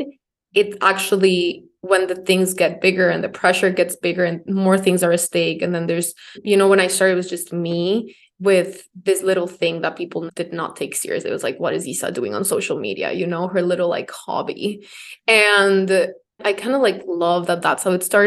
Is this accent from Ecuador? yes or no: yes; Ecuador; moved away as an adult; now in New York, United States; I'm from Ecuador.